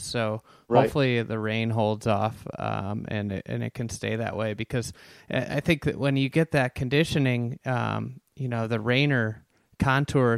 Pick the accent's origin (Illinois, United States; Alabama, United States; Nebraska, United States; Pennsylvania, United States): Illinois, United States; Chicago; I'm a Chicagoan